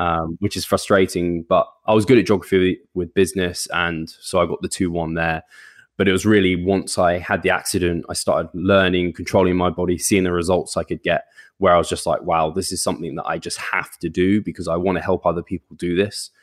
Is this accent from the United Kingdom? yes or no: yes; United Kingdom; now in London, United Kingdom; I've only ever lived, like, out, just outside of London with my parents.